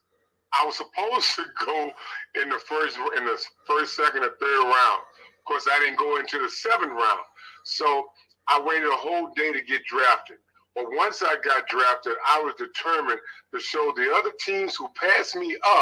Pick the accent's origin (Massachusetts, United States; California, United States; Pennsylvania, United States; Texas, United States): Texas, United States; Houston; As a child, young child, I grew up on Majestic Street in Houston. For those that's listening, know that Cash McGarden area.